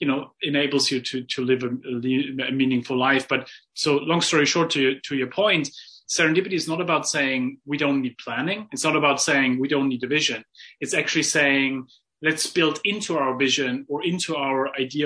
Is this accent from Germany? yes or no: yes; Germany; I grew up in Germany